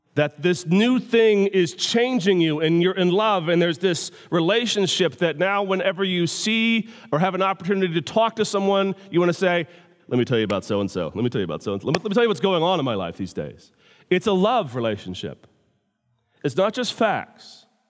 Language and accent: English; United States; I'm from America